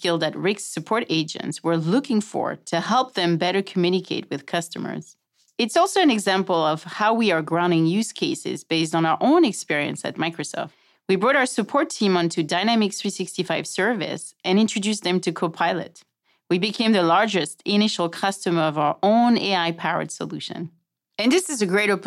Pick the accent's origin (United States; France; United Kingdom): France; English is a second language; my accent. I'm French